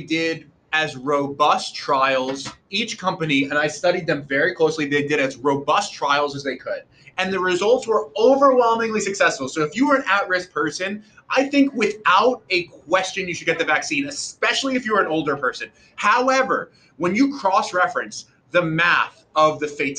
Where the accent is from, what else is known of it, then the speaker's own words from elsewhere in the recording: New York, United States; as a New Yorker